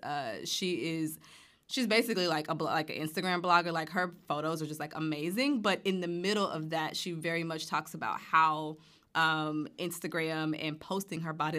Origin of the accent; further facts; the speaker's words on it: Montgomery, Alabama, United States; I'm from Alabama, born and raised in Montgomery